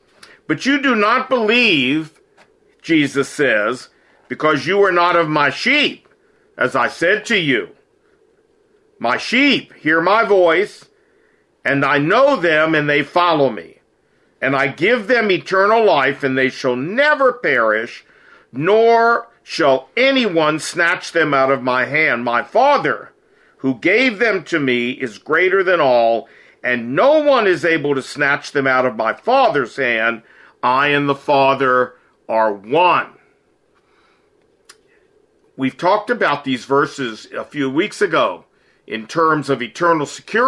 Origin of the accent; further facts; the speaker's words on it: Chicago, Illinois, United States; now in Seoul, South Korea; I'm originally from Chicago, and I currently live in Seoul, Korea.